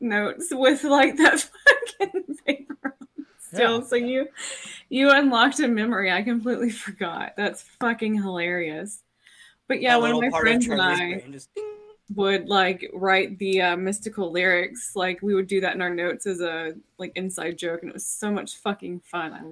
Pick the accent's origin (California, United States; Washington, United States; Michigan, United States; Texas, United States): Texas, United States; West; my tiny town in West Texas